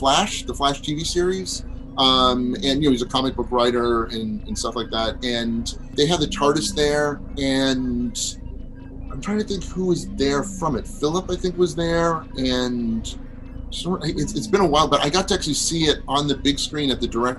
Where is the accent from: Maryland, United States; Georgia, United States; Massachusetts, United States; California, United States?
Massachusetts, United States; Boston; moved away as an adult; now in Burbank, United States; I grew up in the Boston area